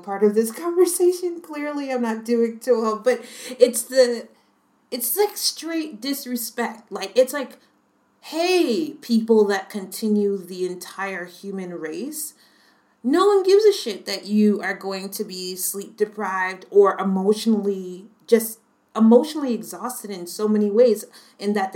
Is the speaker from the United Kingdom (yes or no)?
no; United States; moved away; as an American citizen